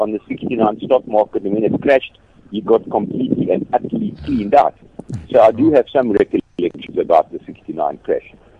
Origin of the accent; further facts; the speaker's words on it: Kimberley, Northern Cape, South Africa; I come from Kimberley